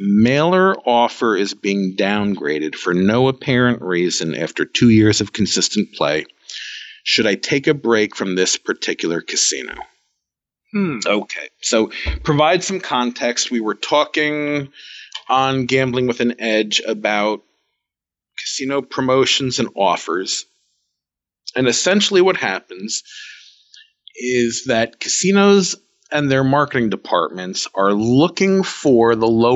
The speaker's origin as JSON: {"language": "English", "region": "New York", "country": "United States", "said": "I'm a Jew from New York"}